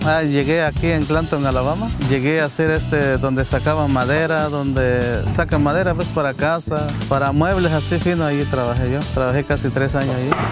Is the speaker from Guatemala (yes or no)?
yes; Guatemala; first language Q'anjob'al; Spanish is a second language; now in United States; En Guatemala trabajábamos así